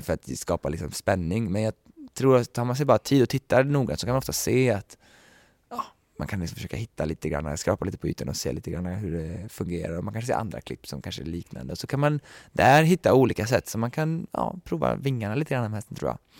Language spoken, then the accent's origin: Swedish; Sweden; moved away; Jag har ju bara varit hemma i Sverige här i mindre än ett år nu